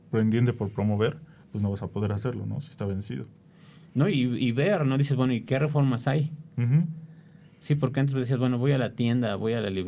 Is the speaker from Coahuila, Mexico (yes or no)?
no; Puebla, Mexico; born there; cuando nací aquí en Puebla nadie sabía dónde estaba.